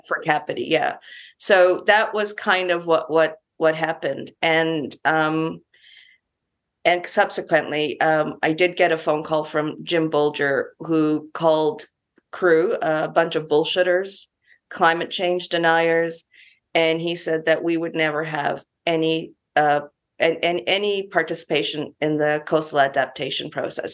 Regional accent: Canada; now in New Zealand; I'm Canadian, a few years ago, I was back in Canada

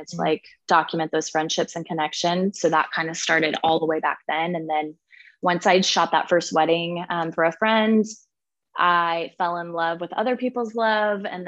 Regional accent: Kansas City, United States; I am in fact from Kansas City. So I am still born and raised and still here

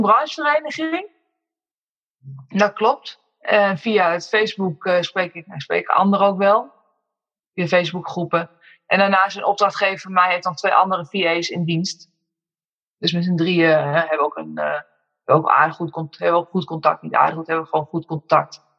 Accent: Amersfoort, Utrecht, Netherlands; moved away as an adult; now in Woerden, Netherlands; Dus ik ben met z'n tweeën zijn we opgegroeid in Amersfoort. Geboren en getogen, maar nu woonzaam in Woerden

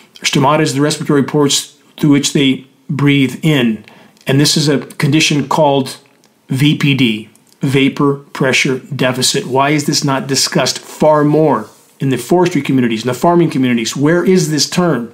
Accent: Southern California, United States; when I grew up in Southern California

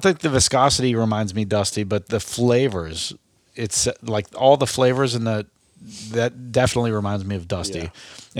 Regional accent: Belpre, Ohio, United States; I grew up in Belpre

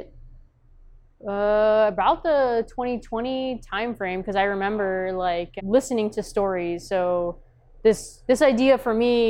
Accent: Texas, United States; also born or lived in Korea; now in Omaha, United States; I grew up in Texas

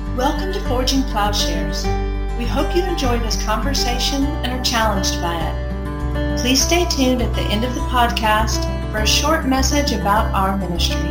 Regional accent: West Texas, United States; So I talked about growing up in West Texas. I was born in 43, so in the 50s in West Texas.

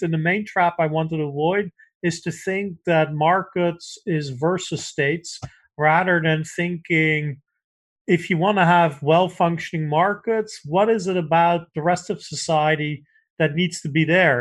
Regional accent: Netherlands; moved away; I grew up in the Netherlands

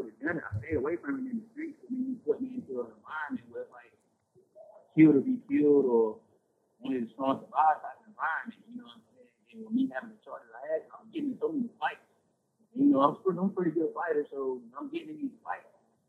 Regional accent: Durham, North Carolina, United States; I'm from Durham, so, like, a lot of people, like, in my neighborhood, I grew up in a crip neighborhood

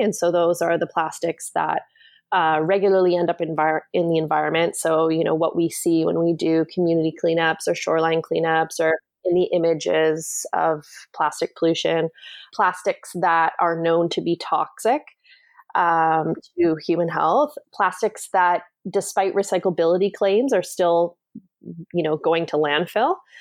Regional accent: Canada; also born or lived in Washington, D.C.; I grew up in Canada

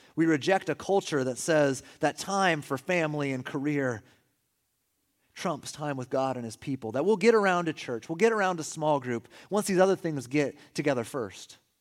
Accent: California, United States; We're from California.

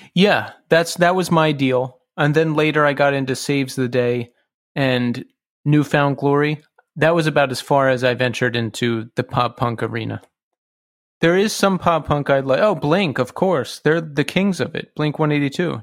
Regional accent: Bucks County, Pennsylvania, United States; from Bucks County

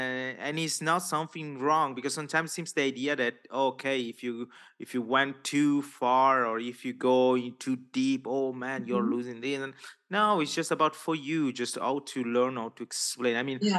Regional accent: Italy; first language Italian; English is a second language; And I know my mother tongue is Italian.

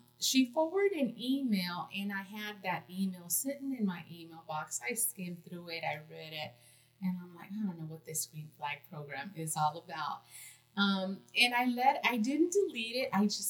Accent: California, United States; moved away; I'm originally from California

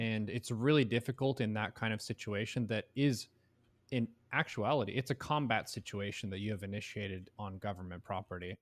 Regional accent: United States; as an American citizen

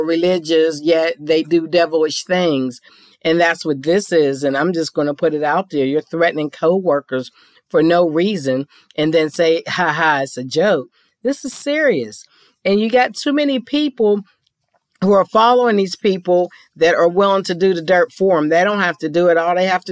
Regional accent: Pittsburgh, Pennsylvania, United States; moved away; my hometown of Pittsburgh to visit family and friends

